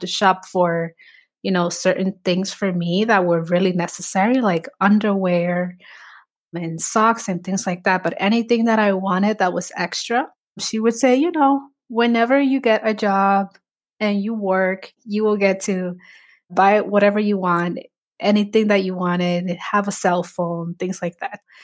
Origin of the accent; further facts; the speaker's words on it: New York City, New York, United States; also born or lived in Dominican Republic; I remember growing up in the Bronx. I immigrated in the nineties. My mom brought me here. from Dominican Republic